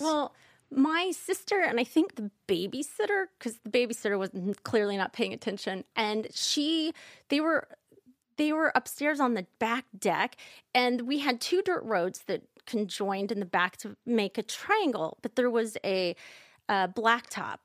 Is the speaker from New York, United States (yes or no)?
no; Kansas, United States; I'm from Kansas, like you are, Michael, and we, I'm not religious now, but growing up, I grew up in the Quaker Church